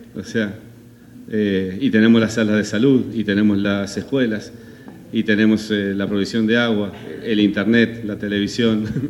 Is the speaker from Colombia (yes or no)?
no; Argentina; soy argentino.